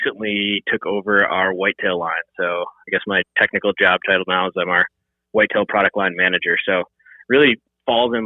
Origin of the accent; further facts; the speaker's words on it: Wisconsin, United States; I grew up in the Midwest, born in Wisconsin, spent the majority of my life in the state of Wisconsin.